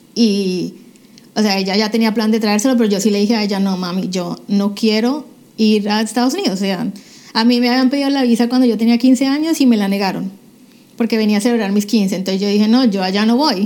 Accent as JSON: {"language": "Spanish", "town": "Cali", "region": "Valle del Cauca", "country": "Colombia", "tie": "born or raised there", "moved": "as an adult", "lives_now": "United States", "said": "prácticamente toda mi niñez yo me cría en Cali, Colombia."}